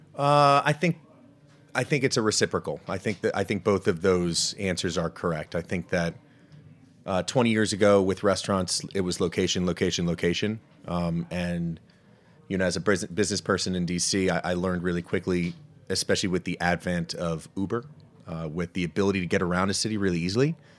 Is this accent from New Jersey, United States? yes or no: yes; New Jersey, United States; now in Washington, DC, United States; growing up in Jersey. So, I'm a, I'm a Jersey guy